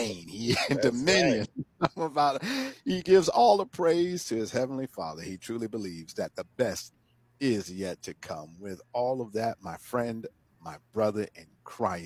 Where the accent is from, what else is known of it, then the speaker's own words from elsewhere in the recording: Fort Lauderdale, Florida, United States; I'm from Fort Lauderdale.